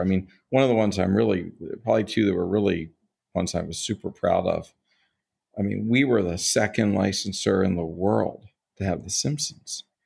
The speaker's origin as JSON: {"language": "English", "town": "Baltimore", "region": "Maryland", "country": "United States", "tie": "born or raised there", "said": "I grew up in Baltimore, Maryland"}